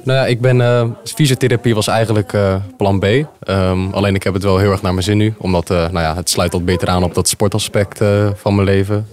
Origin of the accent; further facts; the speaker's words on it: Zwijndrecht, South Holland, Netherlands; ik ben ehm, geboren en getogen in Zwijndrecht